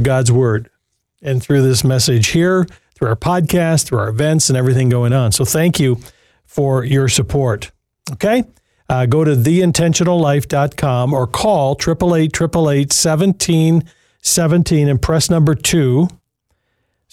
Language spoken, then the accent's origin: English; Jackson, Michigan, United States; Jackson, Michigan, and my hometown, by the way, Jackson